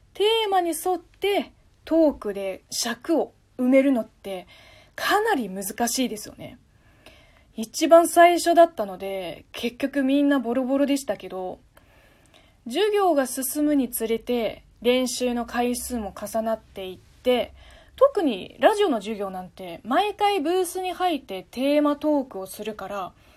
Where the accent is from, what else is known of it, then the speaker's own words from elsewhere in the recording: China; first language Chinese; Japanese is a second language; moved away as an adult; now in Japan; 母国語の中国語